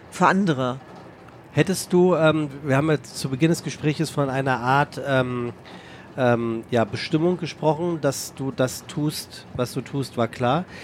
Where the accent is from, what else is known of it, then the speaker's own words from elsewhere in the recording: Germany; Deutschland ist meine Heimat. Ist Punkt.